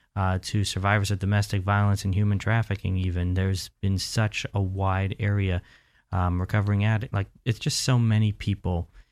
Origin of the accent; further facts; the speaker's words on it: Central Florida, United States; I was born, raised right here in Central Florida